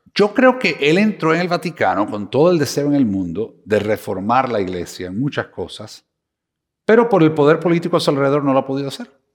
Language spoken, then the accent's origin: Spanish; Cuba; moved away; also born or lived in Miami, United States; soy cubano de Miami